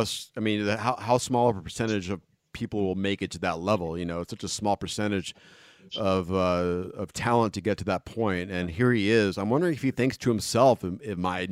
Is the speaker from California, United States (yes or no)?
yes; Los Angeles, California, United States; I grew up in Northridge